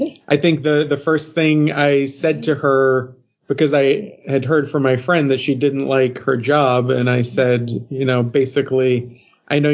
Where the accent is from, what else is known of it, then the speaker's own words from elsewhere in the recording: Maine, United States; moved away as an adult; also born or lived in Grand Rapids, Michigan; I grew up in a rural, like a mill town in Maine